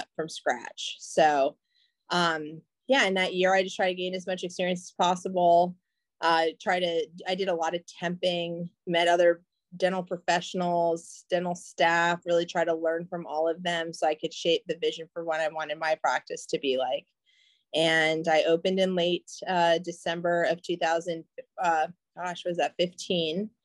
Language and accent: English; Chapel Hill, North Carolina, United States; moved away as an adult; also born or lived in Perry Point, Maryland; I decided to move back to Chapel Hill, North Carolina, and that's my hometown.